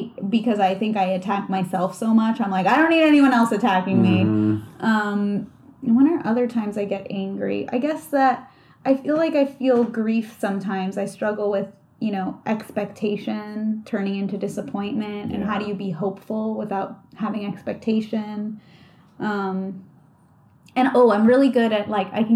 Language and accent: English; Beverly Hills, California, United States; also born or lived in New York; I grew up kind of privileged. You know, I was from Beverly Hills